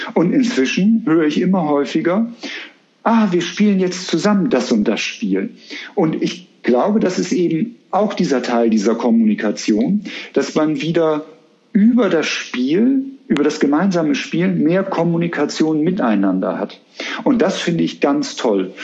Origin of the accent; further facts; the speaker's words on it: Bremen, Germany; now in Cologne, Germany; ich bin Bremer